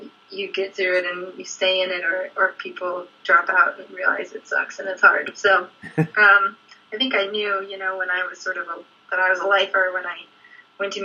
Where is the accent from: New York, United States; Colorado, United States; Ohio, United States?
Colorado, United States; Denver; I grew up in Denver